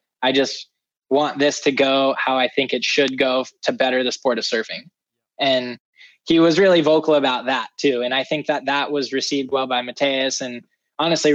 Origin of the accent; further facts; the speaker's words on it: California, United States; I'm from California